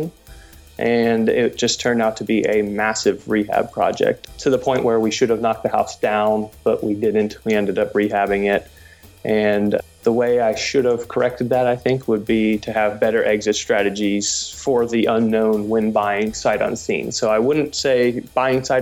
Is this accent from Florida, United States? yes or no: no; Cincinnati, Ohio, United States; I was born and raised in Cincinnati